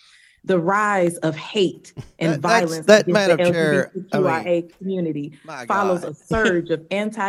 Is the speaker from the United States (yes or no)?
yes; Missouri, United States; including in my home state of Missouri.